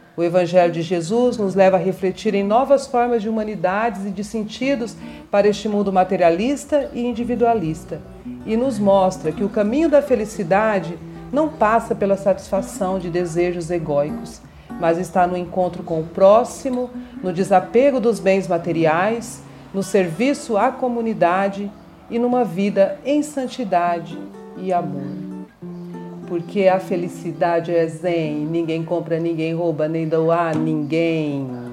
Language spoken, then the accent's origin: Portuguese; Mato Grosso do Sul, Brazil; born or raised there; also born or lived in São Paulo / Dourados